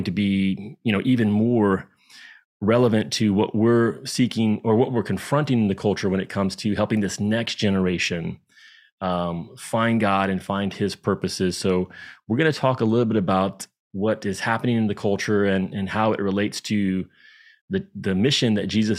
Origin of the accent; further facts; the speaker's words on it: the Bible Belt, United States; I grew up in the Bible Belt